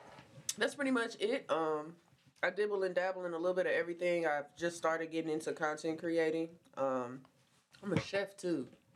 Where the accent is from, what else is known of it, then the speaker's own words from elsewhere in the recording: Kansas City, Missouri, United States; I'm from Kansas City. I'm from Kansas City, Missouri. That's what we do up in the Midwest.